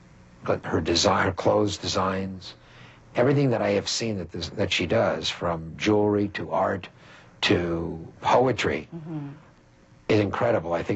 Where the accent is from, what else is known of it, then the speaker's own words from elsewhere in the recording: Montreal, Quebec, Canada; moved away; I'm from Montreal